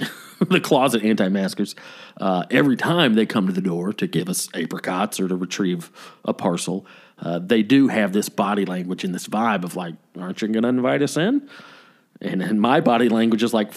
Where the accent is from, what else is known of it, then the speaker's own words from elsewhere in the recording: the South, United States; growing up in the South